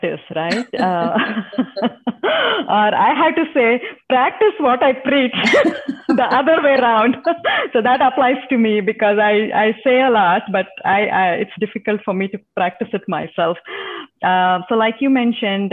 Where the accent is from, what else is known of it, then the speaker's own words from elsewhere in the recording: India; first language Telugu; English is a second language; now in Texas, United States; It's in Telugu. That's my mother tongue.